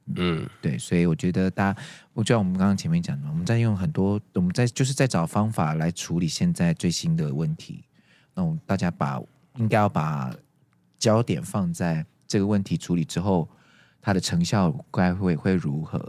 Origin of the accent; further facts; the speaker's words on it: Taiwan; 我们我们台湾人可能还在原地踏步